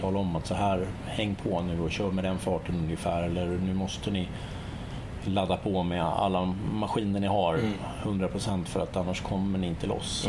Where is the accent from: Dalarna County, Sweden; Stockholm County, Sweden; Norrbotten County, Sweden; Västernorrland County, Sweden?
Stockholm County, Sweden; Stockholm; also born or lived in Kalmar; hemma i Stockholm